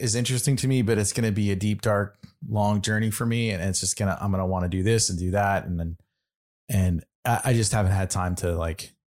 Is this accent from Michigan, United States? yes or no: yes; Michigan, United States; accent: North Michigan; I'm from the North Michigan accent.